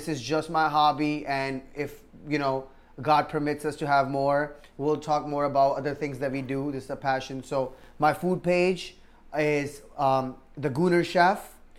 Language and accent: English; Leonia, New Jersey, United States; I'm from Leonia, right? When I go to Leonia, a small little town in Bergen County